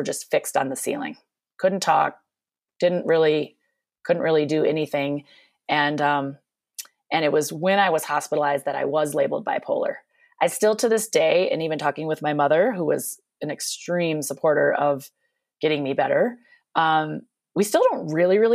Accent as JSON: {"language": "English", "region": "Minnesota", "country": "United States", "tie": "born or raised there", "moved": "yes", "lives_now": "Eagle-Vail, Colorado, United States", "said": "I grew up in Minnesota, which you may hear my accent from time to time during this podcast"}